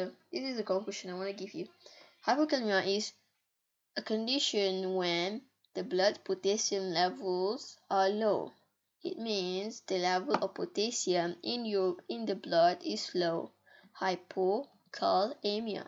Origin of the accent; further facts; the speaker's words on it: Malaysia; English is a second language; I was born in Malaysia